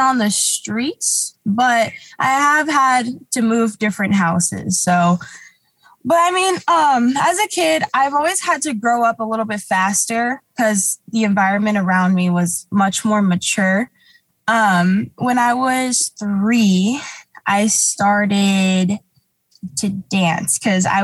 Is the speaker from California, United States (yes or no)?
yes; Huntington Beach, California, United States; also born or lived in Garden Grove / Anaheim; I kind of moved around as a kid. I grew up in like Huntington Beach, but then unfortunately, like my family, we lost our house and stuff a lot when I was a kid